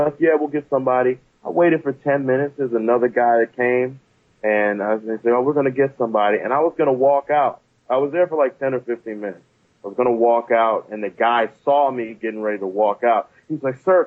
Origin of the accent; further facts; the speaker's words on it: Prince George's County, Maryland, United States; I grew up in Maryland, in PG County